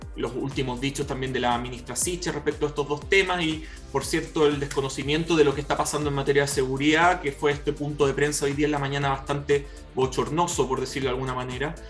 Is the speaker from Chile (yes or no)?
yes; Chile; nuestro país